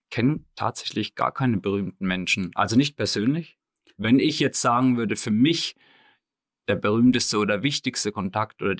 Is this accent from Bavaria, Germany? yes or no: yes; Hohenroth, Bavaria, Germany; Aber ähm, gebürtig Hohenrot. Ja, genau. Also da ist mein Elternhaus in Hohenrot.